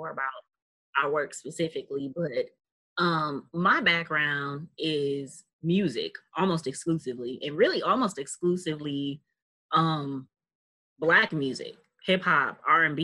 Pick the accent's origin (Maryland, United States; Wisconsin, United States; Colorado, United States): Wisconsin, United States; Milwaukee; I am born and raised in Milwaukee on the north side